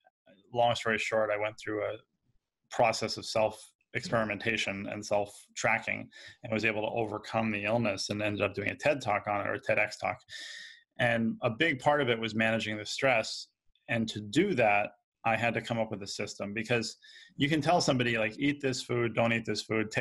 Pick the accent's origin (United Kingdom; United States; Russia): United States; New York; So I grew up here in New York